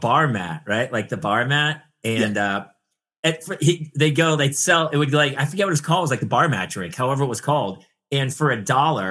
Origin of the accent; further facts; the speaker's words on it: New Hampshire, United States; now in California, United States; I grew up in New Hampshire